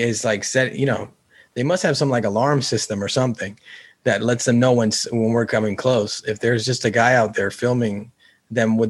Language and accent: English; California, United States; I'm from California